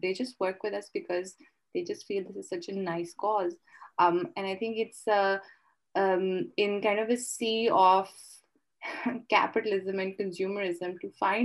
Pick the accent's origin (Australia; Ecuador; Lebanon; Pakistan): Pakistan; Lahore, Punjab; as a Pakistani and as a Lahori